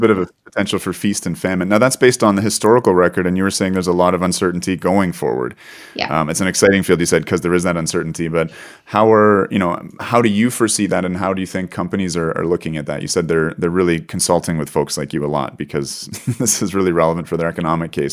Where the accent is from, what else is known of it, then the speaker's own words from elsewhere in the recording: Canada; as a Canadian, not even living in the north of Canada, but experiencing some uh, unusual northern weather in the south part of Canada